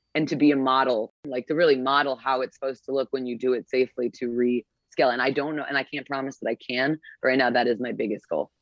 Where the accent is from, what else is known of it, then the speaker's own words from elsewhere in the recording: Skokie, Illinois, United States; I am from Skokie, Illinois. I grew up in the shtetl, as my mother calls it.